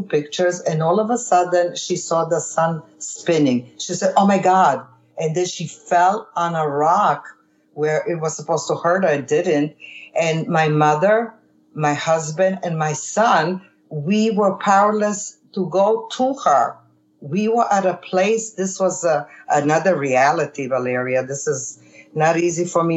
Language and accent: English; Susak, Primorje-Gorski Kotar County, Croatia; moved away; the island where I was born in Susak, Croatia